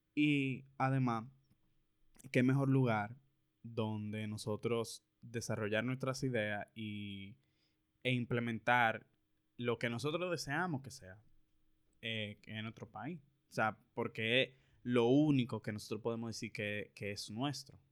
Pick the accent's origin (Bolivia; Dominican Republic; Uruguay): Dominican Republic; aquí fue donde yo nací, donde yo tengo todas mis cosas, mi familia de aquí